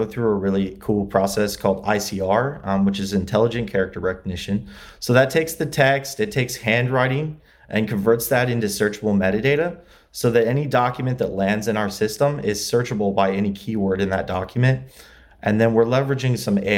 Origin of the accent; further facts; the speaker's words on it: LaGrange, Indiana, United States; moved away as an adult; also born or lived in Muncie, Indiana; now in Los Angeles, United States; I grew up in Indiana, LaGrange, Indiana. It's near South Bend